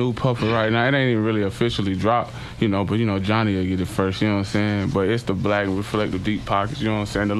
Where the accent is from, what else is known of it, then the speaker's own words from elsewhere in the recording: Sanford, North Carolina, United States; I'm from Sanford, North Carolina. The sand trap.